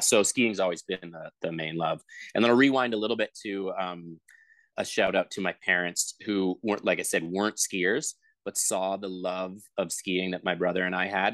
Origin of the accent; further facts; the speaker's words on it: Vancouver, British Columbia, Canada; i grew up in vancouver so two hours south of whistler